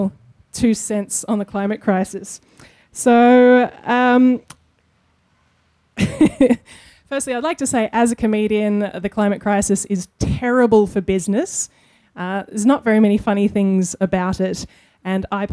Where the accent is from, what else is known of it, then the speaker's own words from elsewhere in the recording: Australia; part of our childhoods growing up in Australia